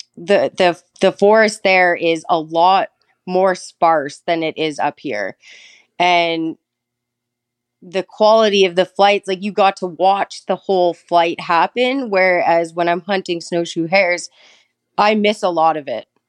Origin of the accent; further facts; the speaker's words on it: Thunder Bay, Ontario, Canada; also born or lived in British Columbia; I was born and raised in Thunder Bay